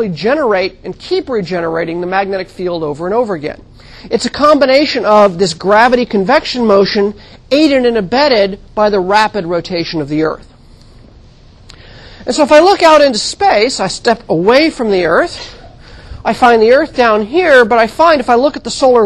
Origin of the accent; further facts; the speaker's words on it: California, United States; I grew up in California